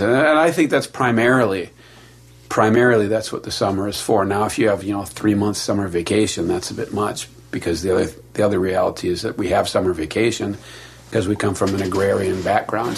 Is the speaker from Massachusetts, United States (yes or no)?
no; Milwaukee, Wisconsin, United States; I grew up next to a farm in Milwaukee